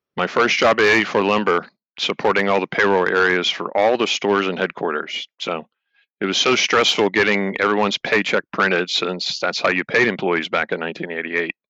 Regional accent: Finleyville, Pennsylvania, United States; I grew up in a town called uh, Finleyville, PA, which is in the, the western part of the state, just below Pittsburgh

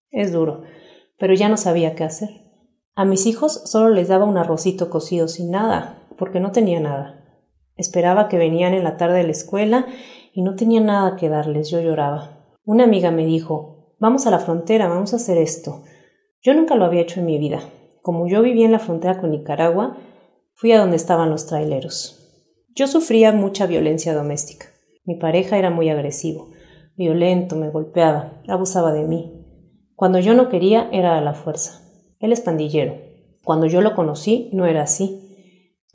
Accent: Honduras; moved away as an adult; mejor me fui de Honduras. Iba a traer a mis hijos más pequeños, pero no podía sacarlos del país.

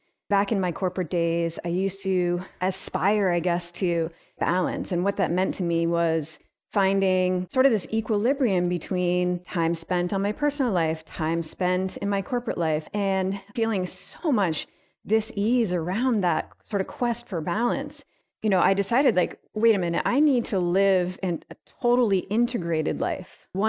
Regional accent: Vermont, United States; So I grew up in Northern Vermont and I was in a really rural area in the Northeast Kingdom.

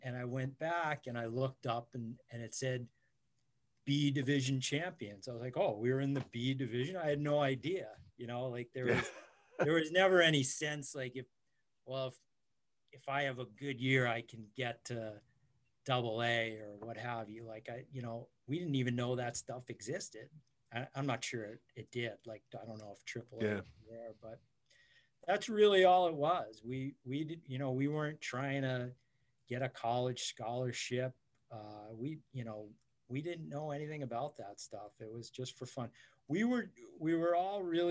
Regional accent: Montclair, New Jersey, United States; I grew up in Montclair, New Jersey.

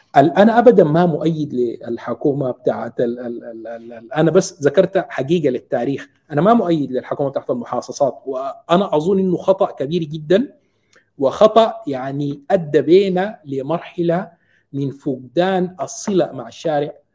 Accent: Sudan; now in Qatar; نحن كشعب سوداني

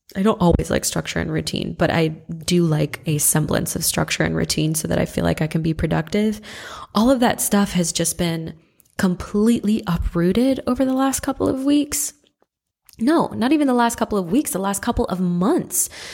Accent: Midwest, United States; also born or lived in Santa Rosa, California / Atlanta, Georgia; now in Athens, United States; I'm from the Midwest originally

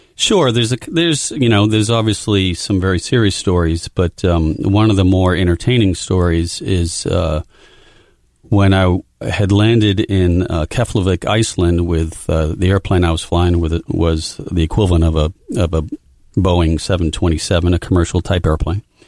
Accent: Amesbury, Massachusetts, United States; Growing up in a small town, very small town called Amesbury, Massachusetts

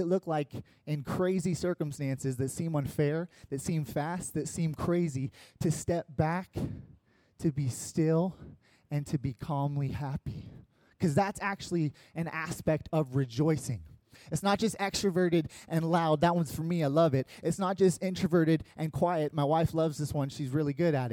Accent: United States; first language English; as an American who only speaks English

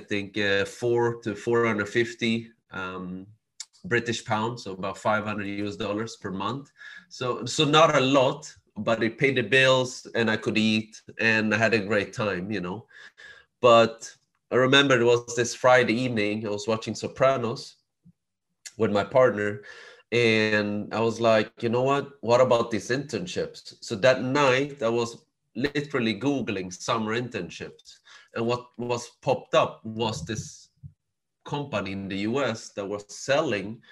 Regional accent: Sweden; I was born and raised in Sweden

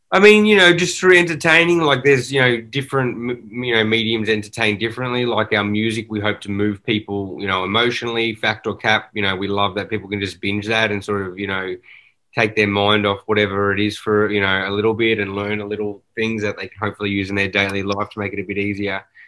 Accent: Australia; now in Los Angeles, United States; growing up in Australia, that's all you consume is, you know, these movies and TV shows

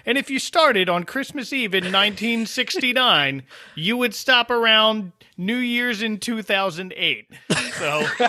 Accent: New Jersey, United States; Growing up in New Jersey

